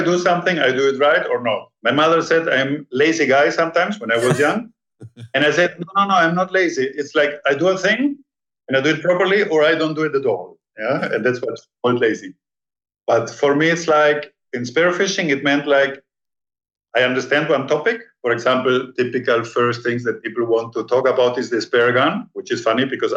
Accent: Peru; now in Panama; I was born in Peru

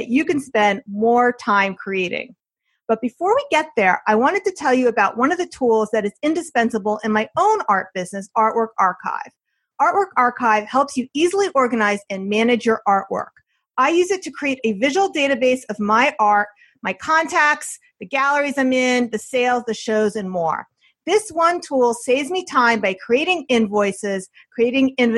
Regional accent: New Jersey, United States; now in Westchester, United States; I'm from New Jersey also

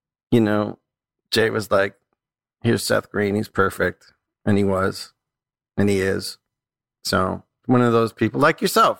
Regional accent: Canada; And then I start to get generous because I'm like Canadian.

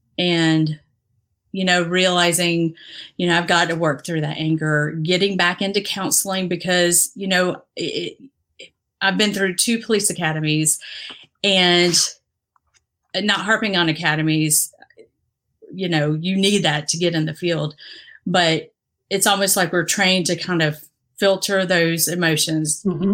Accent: Dominican Republic; also born or lived in Haiti / Mexico; But I grew up in the Dominican Republic, had lived a little, a year in Haiti, a year in Mexico. So I grew up all over, but spent most of my years in the Dominican.

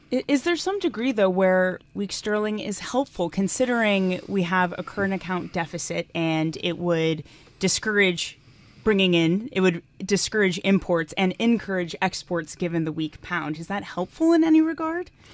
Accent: United States; as an American

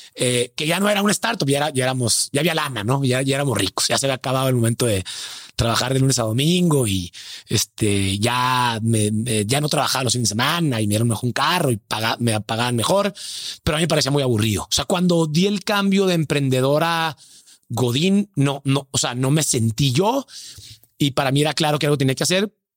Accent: Hermosillo, Sonora, Mexico; now in Mexico City, Mexico; soy Hermosillo

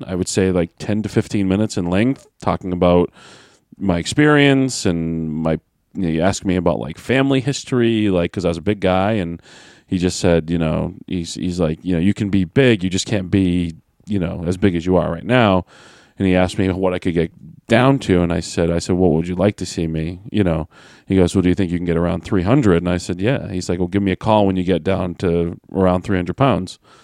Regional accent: Manchester, New Hampshire, United States; Manchester, New Hampshire, my hometown

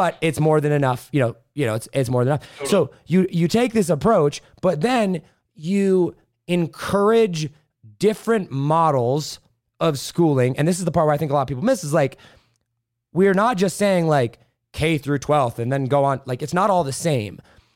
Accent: Indiana, United States; moved away; Midwest, big family. We grew up in Indiana

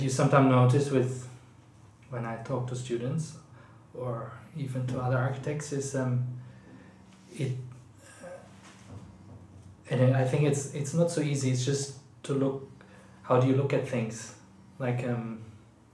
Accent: Aachen, North Rhine-Westphalia, Germany; born or raised there; moved away as an adult; now in London, United Kingdom

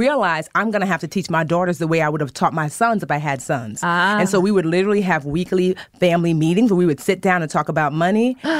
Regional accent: New Jersey, United States; born there; so both my parents were born in Nigeria and I was born here in Jersey.

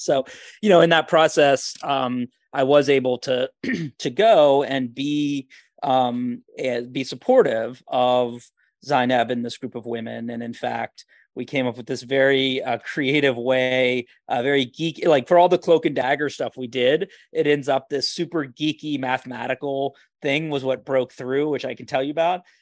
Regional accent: Charlottesville, Virginia, United States; growing up outside of Charlottesville, Virginia, and the beautiful Shenandoah

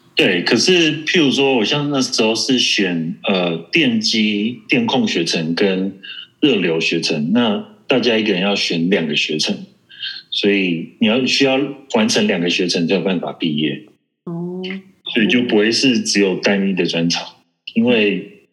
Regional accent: Taiwan; 还有我台湾人

